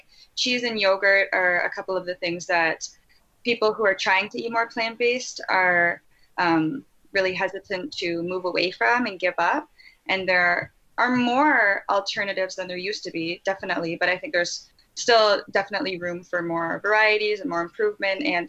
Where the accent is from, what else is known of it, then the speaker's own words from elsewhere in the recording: Ontario, Canada; also born or lived in Vancouver; I'm from Ontario